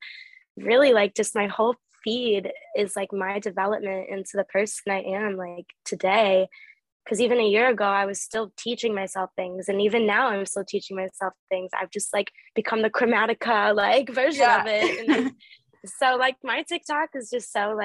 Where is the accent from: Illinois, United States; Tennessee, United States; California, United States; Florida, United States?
Illinois, United States; St. Charles; moved away; also born or lived in Wisconsin; I lived in the suburbs of Chicago, so like St. Charles area.